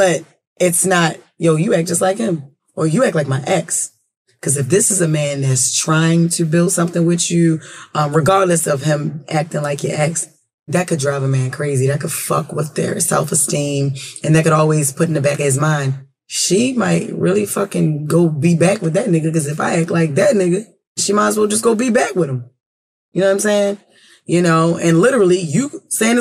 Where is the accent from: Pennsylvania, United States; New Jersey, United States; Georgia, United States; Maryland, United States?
Maryland, United States; Baltimore; I'm not even from New York. You know, we from Baltimore